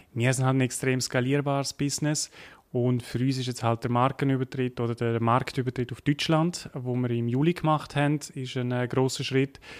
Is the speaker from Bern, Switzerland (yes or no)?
no; Graubünden, Switzerland; accent: Bündner; auf Graubünden, man hört es vielleicht, ich bin Bündner